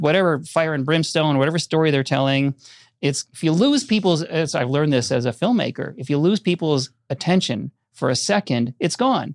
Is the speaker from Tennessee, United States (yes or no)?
no; Orono, Minnesota, United States; I grew up in Minnesota outside of Minneapolis